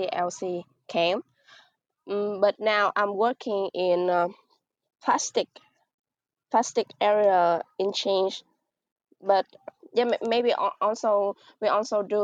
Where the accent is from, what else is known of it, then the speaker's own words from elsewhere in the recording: Mekong Delta, Vietnam; I come from Banjar province, which is a province in the Mekong Delta.